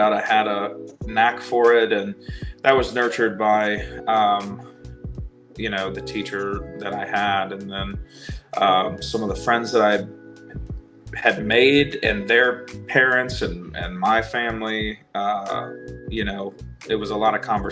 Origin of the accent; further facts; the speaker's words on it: Virginia, United States; I grew up in Virginia. I live in Virginia now, but I grew up in Virginia